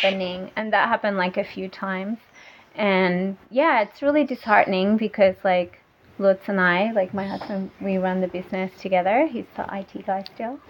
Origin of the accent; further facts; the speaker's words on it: Australia; also born or lived in Germany; now in Thailand; I'm from Australia and and my husband's German and we were living in Germany